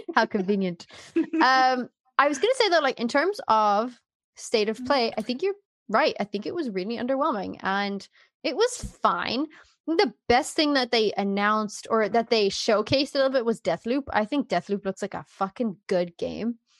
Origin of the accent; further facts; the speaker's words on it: Ireland; As an Irish person